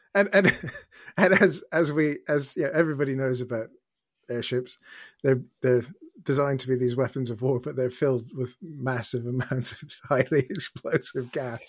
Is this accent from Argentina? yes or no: no; Canada; now in United Kingdom; As a Canadian who's lived here for more than he's ever lived in Canada